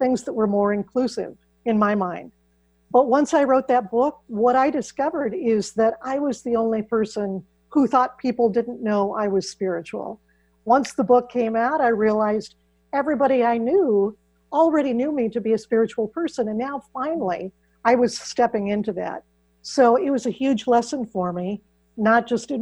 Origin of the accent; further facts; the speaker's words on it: Iowa, United States; I grew up in Iowa, which is where I still live